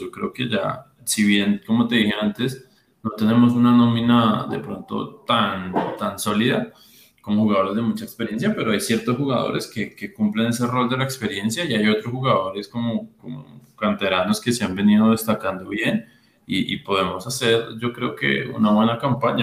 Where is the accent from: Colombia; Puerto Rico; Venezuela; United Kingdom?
Colombia; como el colombiano los organizamos